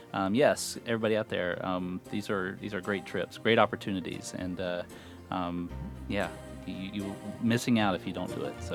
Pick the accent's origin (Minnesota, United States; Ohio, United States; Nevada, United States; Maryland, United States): Ohio, United States; Steubenville; moved away